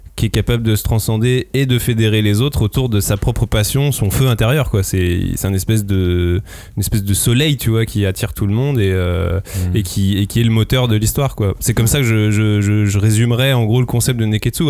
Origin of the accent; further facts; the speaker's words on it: France; nous en tant que français